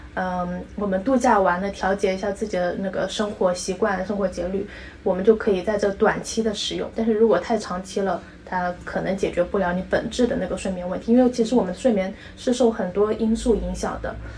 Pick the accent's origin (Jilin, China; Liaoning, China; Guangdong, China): Guangdong, China; 我们广东人家庭就很喜欢吃那个豆腐花